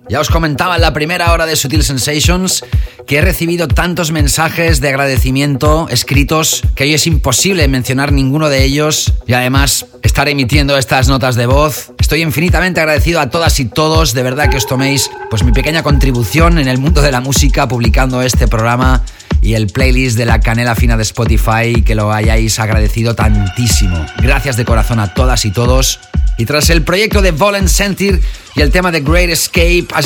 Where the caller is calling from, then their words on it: Girona, Catalonia, Spain; de Girona.